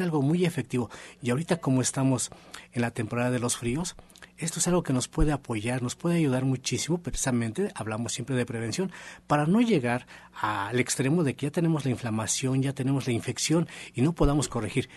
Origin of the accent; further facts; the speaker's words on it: Mexico; Somos mexicanos